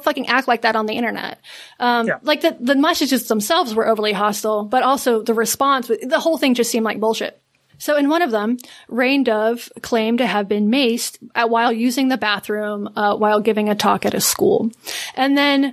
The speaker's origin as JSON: {"language": "English", "area": "an hour outside of Asheville", "region": "North Carolina", "country": "United States", "tie": "born or raised there", "moved": "yes", "said": "I grew up an hour outside of Asheville, a much more rural sort of, you know, redneck"}